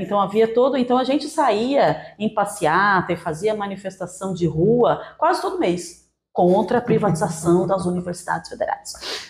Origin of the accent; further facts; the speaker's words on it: Santos, São Paulo, Brazil; moved away as an adult; also born or lived in Paraná; eu sou nascida e criada em Santos, São Paulo